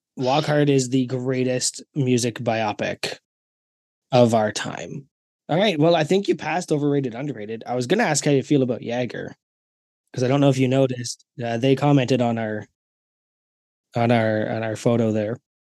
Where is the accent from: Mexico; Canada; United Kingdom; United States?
Canada; I'm Canadian